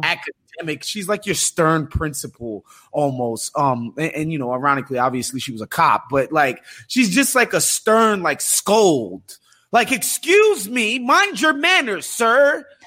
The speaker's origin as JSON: {"language": "English", "region": "New York", "country": "United States", "said": "as a New Yorker"}